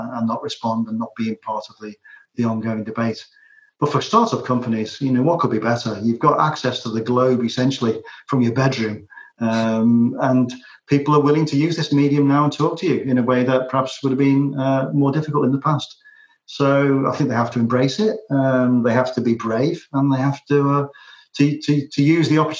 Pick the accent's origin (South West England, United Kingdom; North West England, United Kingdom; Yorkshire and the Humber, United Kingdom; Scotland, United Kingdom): North West England, United Kingdom; Liverpool; moved away as an adult; also born or lived in Manchester; now in Ireland; growing up in Liverpool and then spending a lot of my working life in Manchester